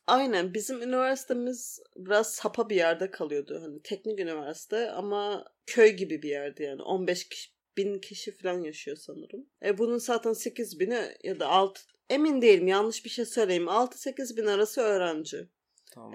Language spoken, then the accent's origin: Turkish; Turkey; moved away as an adult; 2 kişi Türküz